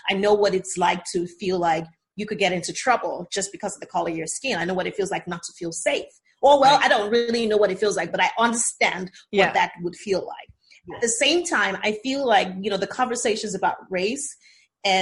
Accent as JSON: {"language": "English", "region": "Lagos", "country": "Nigeria", "tie": "born or raised there", "said": "I'm more Lagosian than you are because I was born here in Lagos"}